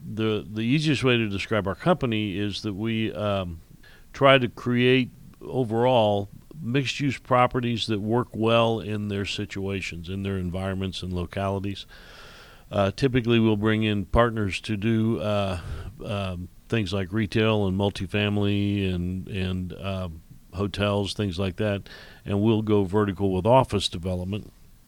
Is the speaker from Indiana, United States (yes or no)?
yes; Indiana, United States; also born or lived in Illinois; I was born and raised in Indiana, went to school there, went to Purdue University, and then worked in Illinois for a while